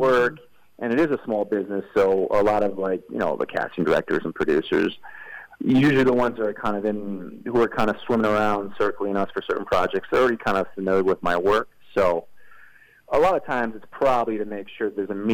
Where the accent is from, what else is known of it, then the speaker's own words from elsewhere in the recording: Midwest, United States; now in Los Angeles, United States; I'm from the Midwest, so I've got, you know, we got a sweet tooth up there